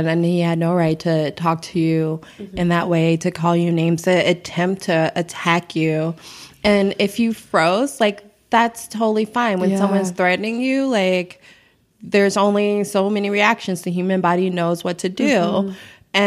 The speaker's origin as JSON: {"language": "English", "town": "Chicago", "region": "Illinois", "country": "United States", "tie": "born or raised there", "said": "growing up on the South Side of Chicago"}